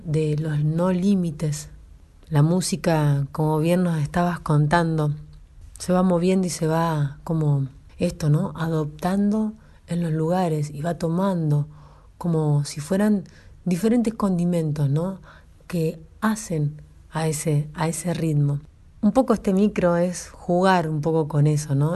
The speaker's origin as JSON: {"language": "Spanish", "region": "La Pampa", "country": "Argentina", "said": "yo vengo de la provincia de La Pampa, ¿no? Al norte, donde no tenemos río"}